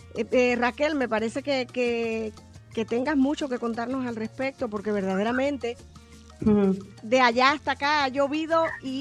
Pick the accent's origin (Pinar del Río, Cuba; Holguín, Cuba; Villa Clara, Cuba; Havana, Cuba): Holguín, Cuba; Banes; now in Miami, United States; yo soy del municipio Banes y muchos años ya acá, pero soy del municipio Banes de la provincia de Holguín.